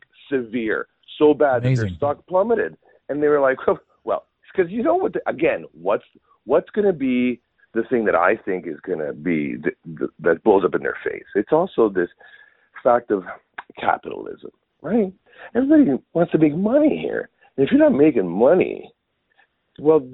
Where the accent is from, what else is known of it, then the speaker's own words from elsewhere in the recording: Canada; as a Canadian